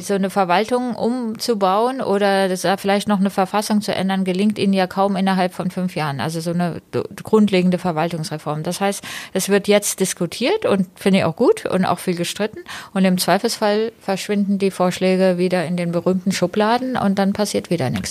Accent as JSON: {"language": "German", "region": "Berlin", "country": "Germany", "said": "als ähm, Berlinerin"}